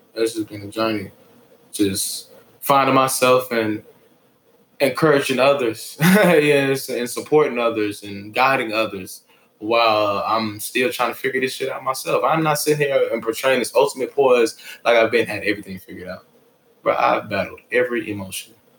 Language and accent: English; Atlanta, Georgia, United States; also born or lived in Beijing, China; I'm from Atlanta, Georgia